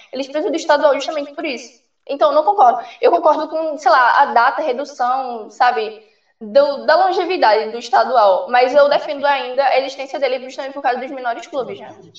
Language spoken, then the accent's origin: Portuguese; Northeast Region, Brazil; eu sou nordestina